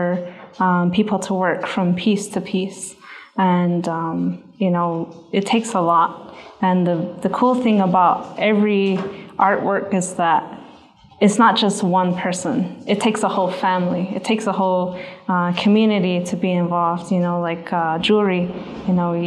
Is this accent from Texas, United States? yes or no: no; Zuni Pueblo, New Mexico, United States; I'm from the Pueblo of Zuni